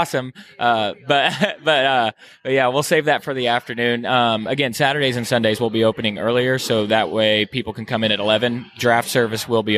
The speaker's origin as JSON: {"language": "English", "region": "Midwest", "country": "United States", "moved": "yes", "lives_now": "Florida, United States", "said": "I'm from the Midwest."}